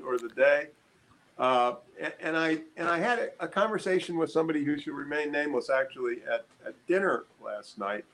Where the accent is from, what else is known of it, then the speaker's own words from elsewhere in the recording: Annapolis, Maryland, United States; moved away; I grew up in Annapolis, Maryland